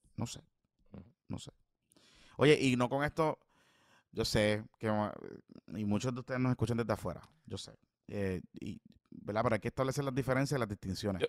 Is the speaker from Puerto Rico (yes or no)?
yes; Puerto Rico